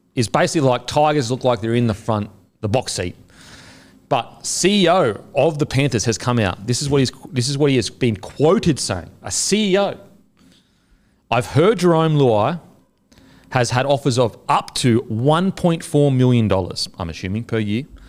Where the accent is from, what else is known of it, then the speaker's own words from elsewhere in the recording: Australia; I'm Australian